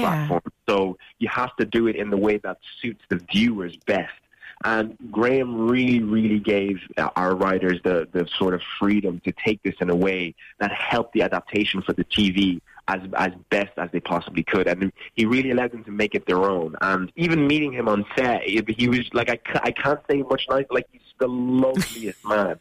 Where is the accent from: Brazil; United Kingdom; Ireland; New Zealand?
Ireland; I've been in Ireland my whole life